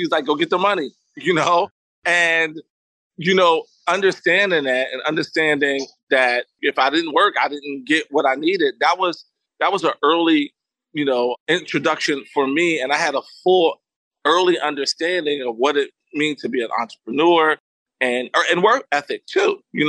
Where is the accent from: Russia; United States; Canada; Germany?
United States; New York City, New York; also born or lived in Florida; my mom is from Harlem. I was born in Harlem, New York, and I'm really, you know, a Harlem kid, born and bred. However, my mom moved to Florida.